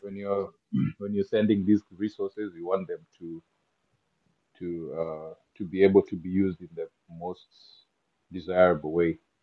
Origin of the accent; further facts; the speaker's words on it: Kenya; English is a second language; moved away as an adult; as a Kenyan and how I grew up